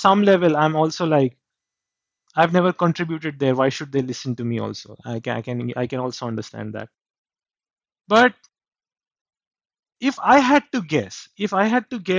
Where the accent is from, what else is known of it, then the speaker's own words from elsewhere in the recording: India; I grew up in India.